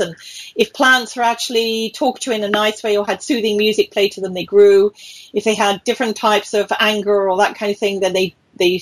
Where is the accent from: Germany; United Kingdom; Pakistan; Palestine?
United Kingdom; moved away as an adult; also born or lived in British Columbia, Canada; now in Ontario, Canada; I'm British